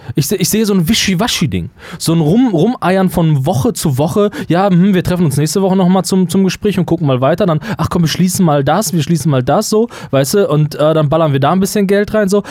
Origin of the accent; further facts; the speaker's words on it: Germany; möchte ich mich nicht nicht als Deutscher mehr wahrnehmen